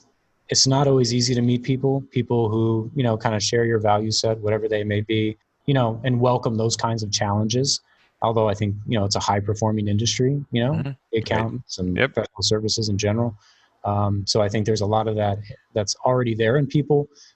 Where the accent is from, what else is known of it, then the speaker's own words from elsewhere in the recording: Cape Canaveral, Florida, United States; born there; So, but yeah, I was born in a unique place. I always have a joke because I was born in Cape Canaveral because my father was working with NASA at the time.